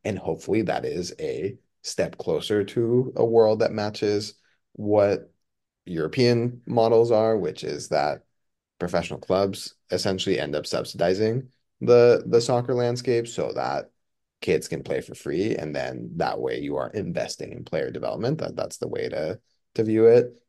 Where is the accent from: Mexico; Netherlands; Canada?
Mexico; now in United States; I was born and raised in Mexico. I, I immigrated to the United States.